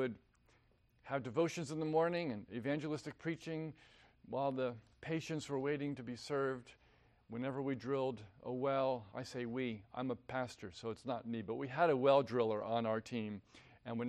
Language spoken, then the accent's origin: English; New Jersey, United States; moved away as an adult; also born or lived in Vienna, Virginia; I was born and raised in New Jersey